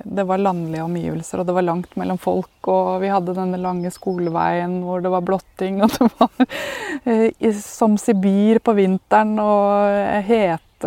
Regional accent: Askim, Østfold, Norway; moved away; also born or lived in Oslo; jeg er født og oppvokst i Askim eller Østfold

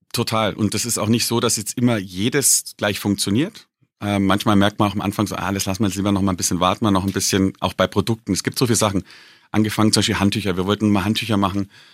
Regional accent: Bavaria, Germany; gerade als Bayer und als Bierliebhaber

